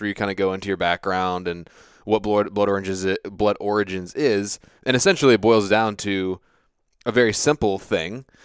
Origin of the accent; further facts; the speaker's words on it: United States; I grew up on the Chesapeake Bay